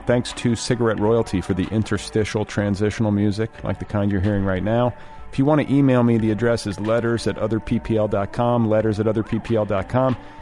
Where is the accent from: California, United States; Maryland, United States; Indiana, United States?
Indiana, United States; I was raised in Indiana